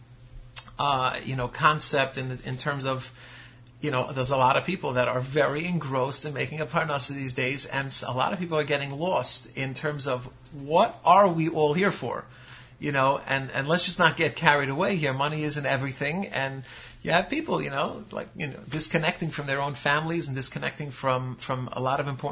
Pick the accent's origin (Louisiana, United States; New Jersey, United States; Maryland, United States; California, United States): New Jersey, United States; Lakewood